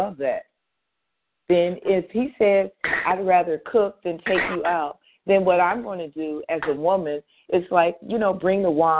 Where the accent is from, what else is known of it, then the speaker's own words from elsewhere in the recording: Cleveland, Ohio, United States; I'm from Cleveland, Ohio.